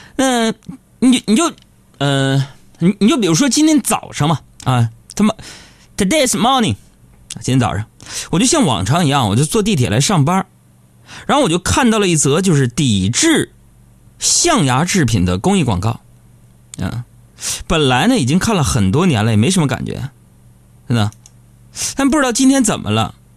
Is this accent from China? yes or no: yes; China; 俺们中国人